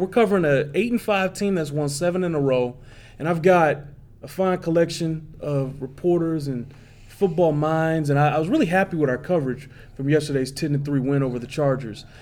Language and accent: English; Detroit, Michigan, United States; now in Kansas City, United States; I'm from Detroit